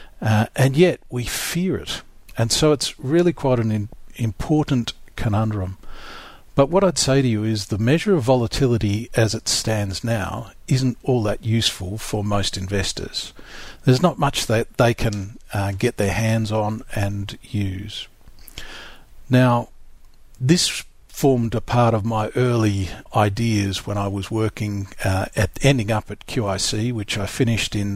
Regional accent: South Australia, Australia; I grew up in South Australia

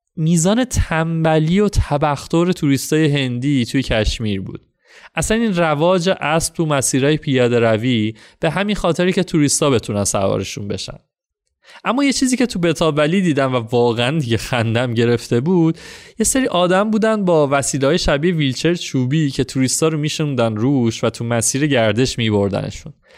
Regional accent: Iran; اهل کجایی و تا گفتم ایران

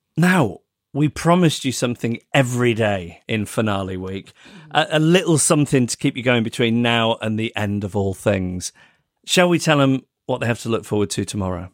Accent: United Kingdom; as a British person

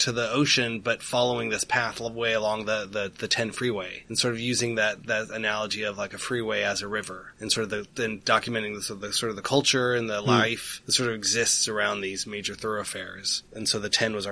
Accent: Inland Empire, Southern California, United States; I grew up in the Inland Empire, they like to call it, which is just kind of the desert area.

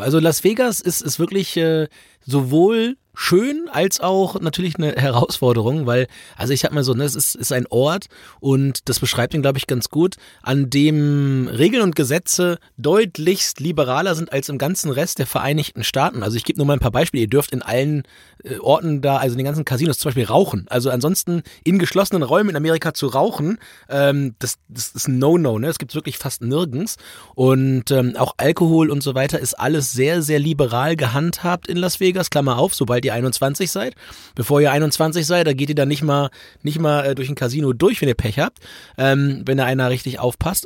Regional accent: Germany; dass du als Deutscher überall hingehst, dich als Deutscher zu erkennen gibst

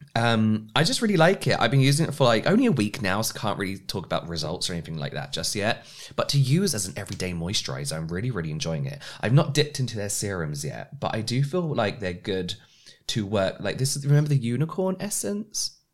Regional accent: England, United Kingdom; as English we say everything different to how the Americans would pronounce

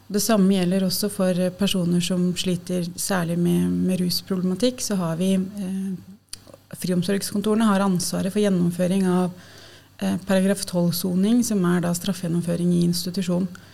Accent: Lillehammer, Innlandet, Norway; moved away as an adult; now in Oslo, Norway; Jeg er um, fra Lillehammer opprinnelig. og har Bodd i Oslo siden jeg flytta hit for å studere sosialt arbeid

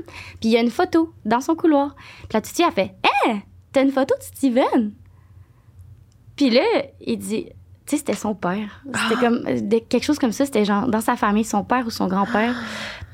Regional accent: Saint-Honoré, Quebec, Canada; born or raised there

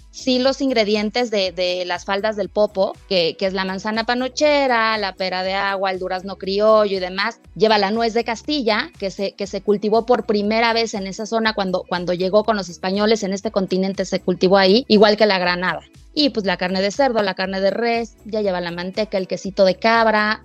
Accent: Mexico; somos los mexicanos

